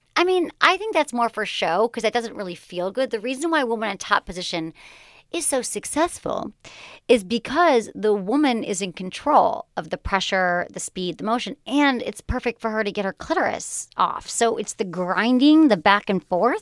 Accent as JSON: {"language": "English", "region": "Michigan", "country": "United States", "tie": "born or raised there", "also_born_or_lived": "California", "moved": "yes", "said": "I was, like, a nice girl from Michigan."}